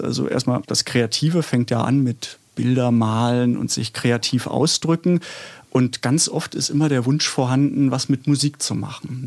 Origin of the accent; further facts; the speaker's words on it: Stuttgart, Baden-Württemberg, Germany; now in Berlin, Germany; Ich komme aus Stuttgart, also bin in Stuttgart geboren, aber bin seit 84 in Berlin und würde auch mich als Berliner bezeichnen